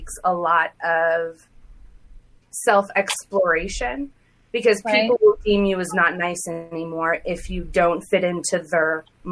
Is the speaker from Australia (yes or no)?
no; Saudi Arabia; moved away; I was born and raised in Saudi Arabia.